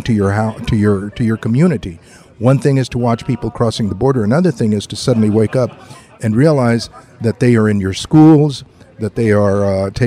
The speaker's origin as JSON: {"language": "English", "town": "San Antonio", "region": "Texas", "country": "United States", "tie": "born or raised there", "also_born_or_lived": "Laredo, Texas", "said": "I was born in Laredo, raised in San Antonio."}